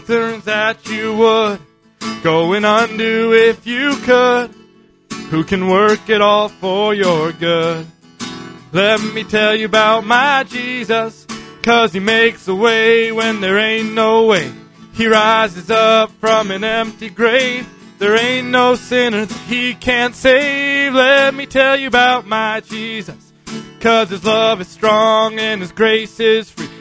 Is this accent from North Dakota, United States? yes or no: yes; Beulah, North Dakota, United States; I came to visit Grandpa. I'm from Beulah, North Dakota